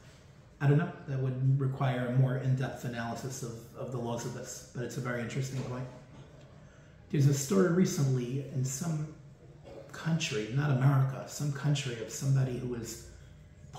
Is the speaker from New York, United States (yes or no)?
yes; New York City, New York, United States; I'm from New York